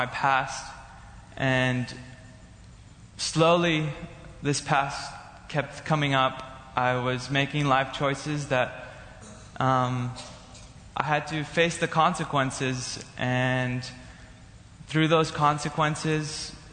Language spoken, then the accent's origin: English; California, United States; moved away as an adult; now in Bethany, United States; I'm from California